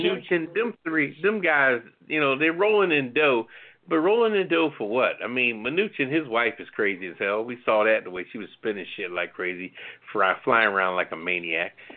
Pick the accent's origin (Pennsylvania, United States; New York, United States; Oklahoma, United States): Pennsylvania, United States; Philadelphia; Philadelphia's my hometown